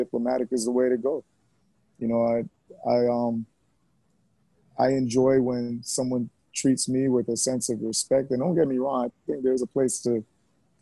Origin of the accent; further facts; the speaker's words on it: Miami, Florida, United States; also born or lived in Jamaica; A substantial part of my life was in Miami and South Florida area